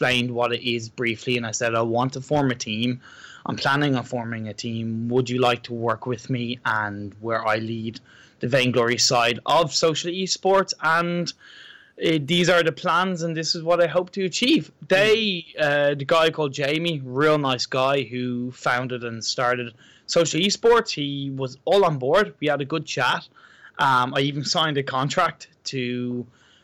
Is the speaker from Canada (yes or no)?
no; Ireland; I'm from Ireland.